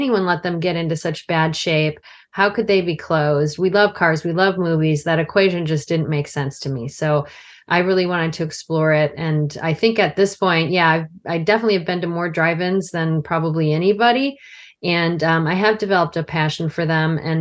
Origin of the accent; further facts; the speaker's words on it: outside of Chicago, Illinois, United States; I grew up outside of Chicago area